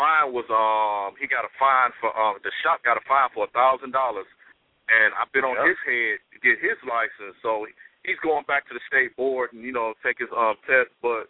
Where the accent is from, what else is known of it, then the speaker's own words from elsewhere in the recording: Detroit, Michigan, United States; I'm a barber in Detroit, Michigan, man, from the 313, baby.